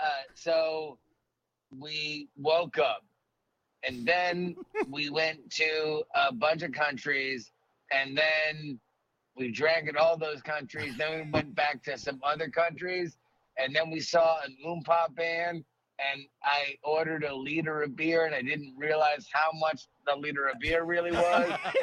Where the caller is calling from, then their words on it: Orlando, Florida, United States; I'm calling from Orlando, Florida.